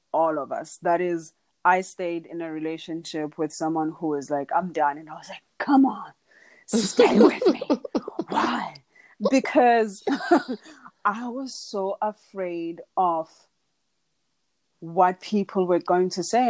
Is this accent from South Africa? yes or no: yes; Dala, Eastern Cape, South Africa; But I am from South Africa. I'm from a small town called Dala in the Eastern Cape. Um, I was raised by my grandparents.